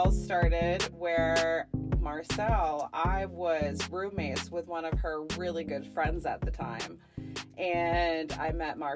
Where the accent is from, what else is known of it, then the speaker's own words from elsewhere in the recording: Maine, United States; moved away as an adult; also born or lived in Boston; I am from Maine, moved here all the way from the East Coast with Boston